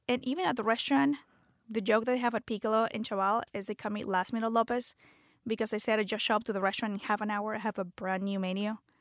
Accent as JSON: {"language": "English", "country": "Venezuela", "tie": "born or raised there", "also_born_or_lived": "Canada", "second_language": "English", "moved": "as an adult", "lives_now": "United States", "said": "I'm from born and raised in Venezuela, moved to the States when I was twenty-one"}